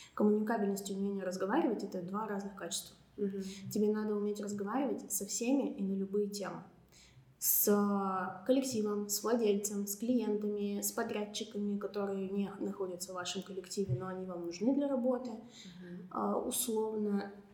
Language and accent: Russian; Serov, Sverdlovsk Oblast, Russia; moved away; я уехала в родной город на каникулы в Серов